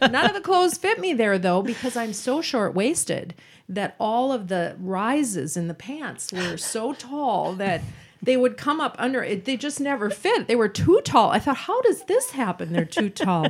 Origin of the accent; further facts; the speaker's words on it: Roseville, Minnesota, United States; We're both from Roseville